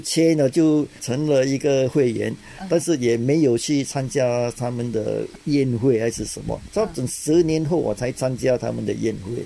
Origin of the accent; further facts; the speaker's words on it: Singapore; 我在新加坡出生长大的